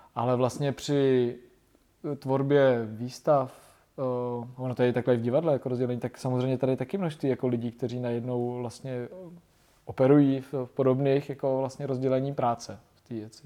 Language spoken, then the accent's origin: Czech; Ústí nad Labem, Ústí nad Labem Region, Czechia; jsem z Ústí nad Labem